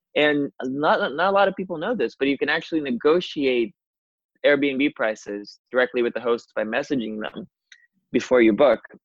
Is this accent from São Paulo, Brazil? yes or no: no; Rio de Janeiro, Brazil; moved away as an adult; also born or lived in New York; I'm originally from Brazil. Yeah. Rio de Janeiro. Um, I left my home country and town about five years ago now and initially moved to New York.